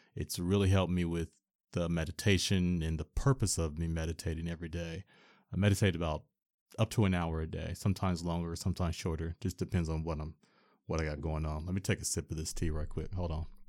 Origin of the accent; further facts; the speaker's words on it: Portland, Oregon, United States; Born and raised in Portland, Oregon